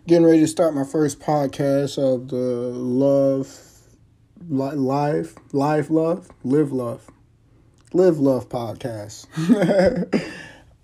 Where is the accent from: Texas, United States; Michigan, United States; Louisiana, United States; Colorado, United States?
Michigan, United States; Highland Park; also born or lived in Detroit; Born and raised in Detroit for most of my life, Highland Park to be specific